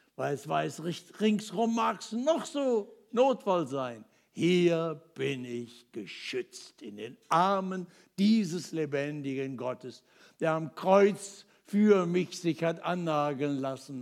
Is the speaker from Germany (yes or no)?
yes; Ruhr area, North Rhine-Westphalia, Germany; ich bin ja in Trümmern aufgewachsen. Im Ruhrgebiet, Krieg geboren